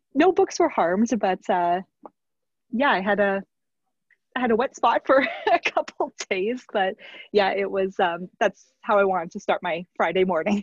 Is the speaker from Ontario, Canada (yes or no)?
no; Red Deer, Alberta, Canada; I'm from Red Deer originally.